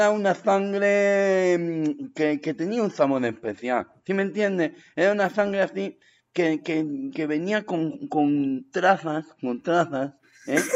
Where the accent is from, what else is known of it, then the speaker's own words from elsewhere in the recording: Torrejón de Ardoz, Community of Madrid, Spain; now in Meco, Spain; me he ido a vivir a, la zona de Meco, ahora mismo. Pero, yo he vivido toda mi vida, yo, yo soy de Torrejón 2. dos.